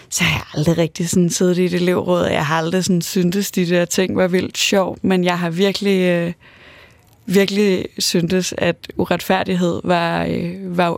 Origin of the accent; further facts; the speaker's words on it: Aarhus, Central Denmark Region, Denmark; så er jeg vokset op i Aarhus, og er vokset op i sådan en klassisk øvre middelklassefamilie